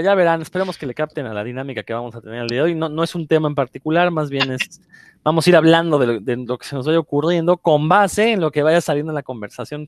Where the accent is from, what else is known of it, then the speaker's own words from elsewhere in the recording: Mexico; now in Mérida, Mexico; para los que crecimos en México